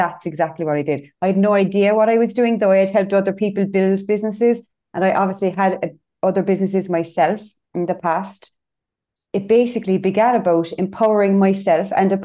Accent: Cork, Munster, Ireland; I'm from Cork.

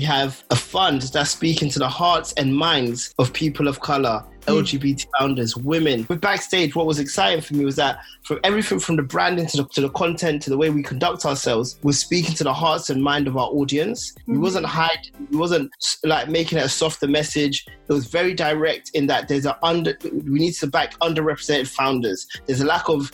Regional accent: London, United Kingdom; I was born in London

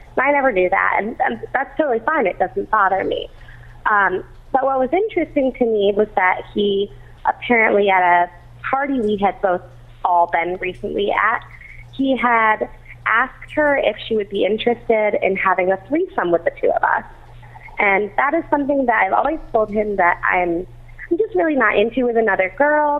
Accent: Torrington, Connecticut, United States; i am from Torrington, Connecticut

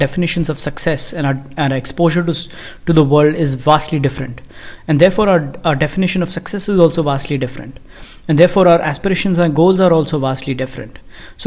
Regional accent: India; I am from India

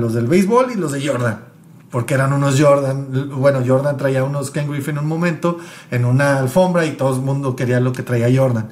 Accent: Mexico; vengo de México

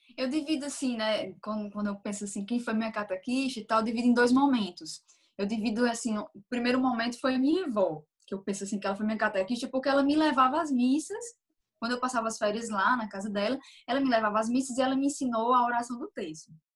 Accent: Campina Grande, Paraíba, Brazil; sou de Campina Grande, Paraíba

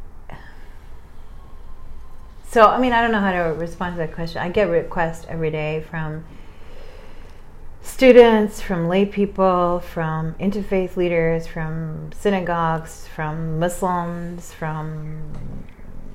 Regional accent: New York, United States; I'm from New York.

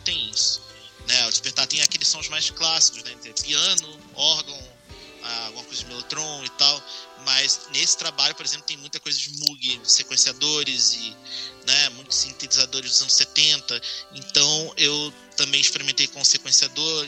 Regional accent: Rio de Janeiro, Brazil; moved away; eu sou do Rio, né, na capital

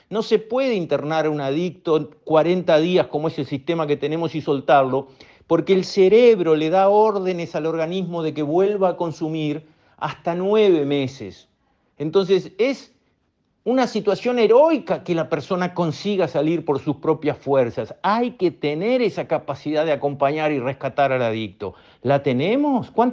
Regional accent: Uruguay; miren dónde tenemos que poner la plata como uruguayos.

